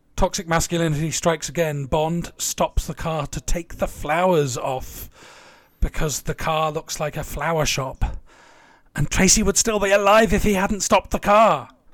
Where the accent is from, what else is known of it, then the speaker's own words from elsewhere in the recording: near Tunbridge Wells, South East England, United Kingdom; I grew up near Tunbridge Wells.